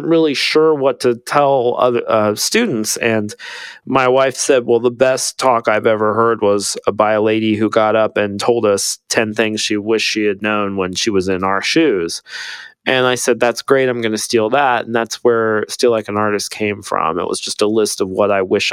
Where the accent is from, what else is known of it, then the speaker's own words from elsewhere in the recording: Ohio, United States; now in Austin, United States; I grew up in Ohio, so in the middle of a cornfield